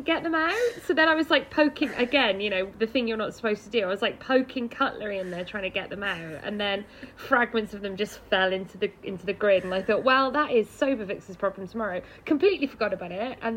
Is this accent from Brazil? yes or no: no; Cardiff, Wales, United Kingdom; I'm from Cardiff